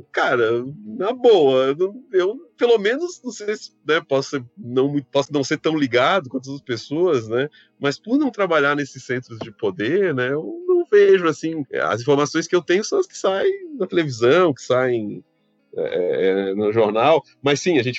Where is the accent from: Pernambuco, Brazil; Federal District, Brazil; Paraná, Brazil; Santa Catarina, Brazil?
Santa Catarina, Brazil; now in Brasília, Brazil; é quando eu saí de Santa Catarina e vim para Brasília